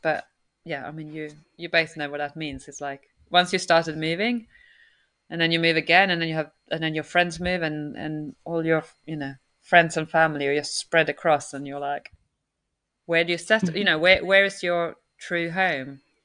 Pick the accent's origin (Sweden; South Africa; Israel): Sweden; now in United Kingdom